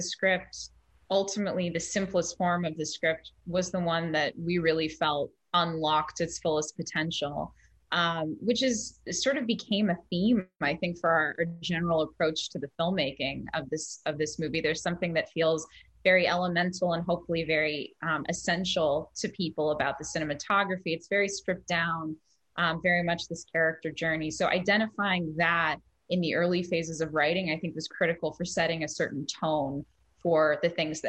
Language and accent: English; Northern California, United States; now in Los Angeles, United States; I'm from Northern California